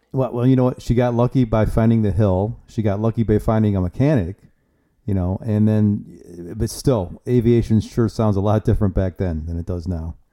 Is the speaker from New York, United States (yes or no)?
no; Ohio, United States; where I grew up at in Ohio